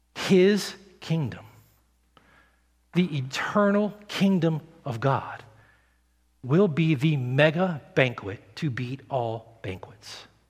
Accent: the South, United States; I grew up in the South

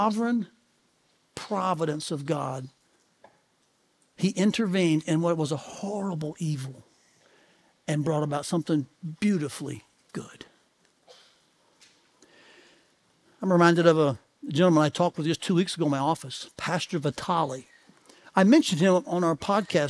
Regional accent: Tennessee, United States; moved away; I'm from the South. I grew up in Tennessee.

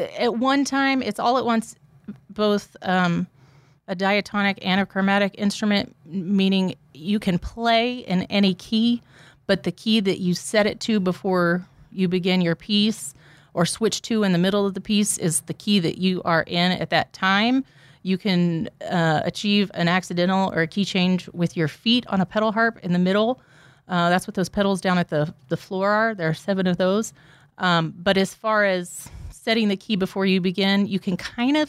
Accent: Houston, Texas, United States; now in Nacogdoches, United States; I grew up in Houston and things are a little bit different in a big city

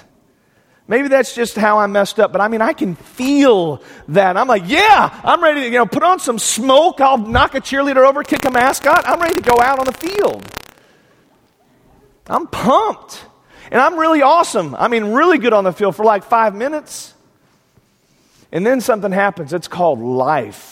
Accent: Plainview, Texas, United States; I'm from West Texas. I grew up in a little town called Plainview, Texas.

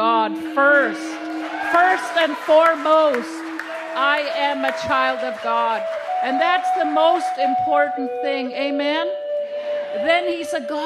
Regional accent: Saskatchewan, Canada; first language Cree; English is a second language; now in Seattle, United States; I live in Seattle, Washington, but I'm from Saskatchewan, Canada. I'm Cree, and I'm full-blood Cree, and I speak my language

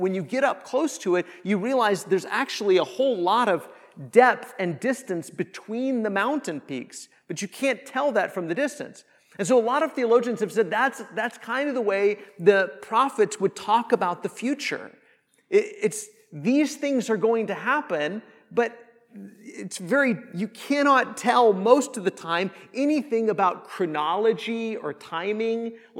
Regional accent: Kansas, United States; I grew up in Northwest Kansas, and the closest mall or airport or like big city was Denver, Colorado, from where I lived in Kansas.

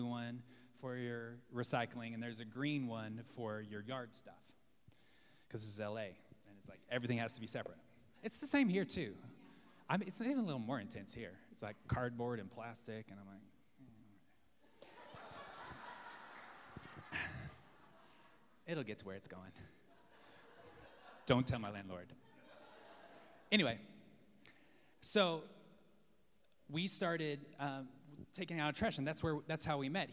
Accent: Texas, United States; now in Los Angeles, United States; I'm from Texas

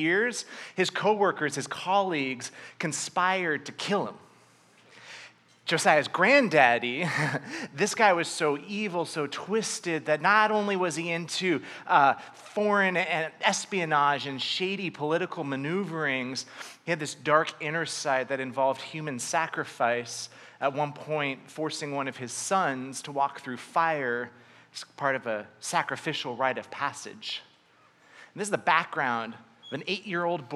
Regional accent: Southern California, United States; I grew up in Southern California

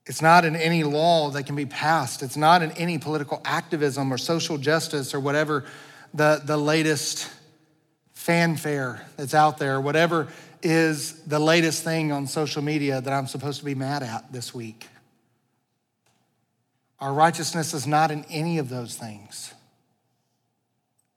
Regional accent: United States; I love being an American. I'm so thankful to be a citizen of this country

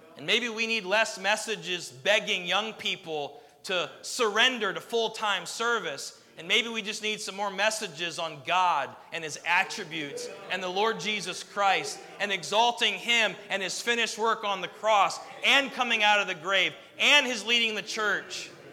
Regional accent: United States; as an American citizen

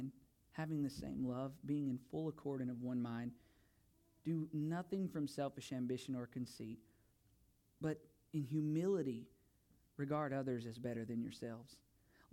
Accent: United States; moved away as an adult; now in Bulgaria; I am an American

